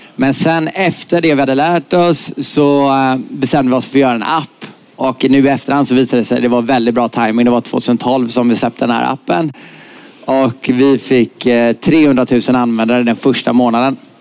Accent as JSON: {"language": "Swedish", "town": "Gothenburg", "region": "Västra Götaland", "country": "Sweden", "said": "jag kommer från Göteborg"}